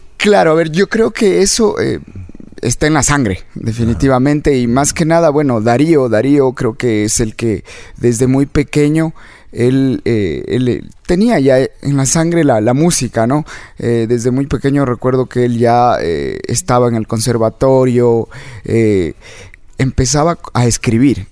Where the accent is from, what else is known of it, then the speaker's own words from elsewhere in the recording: Quito, Pichincha, Ecuador; yo nací acá en Quito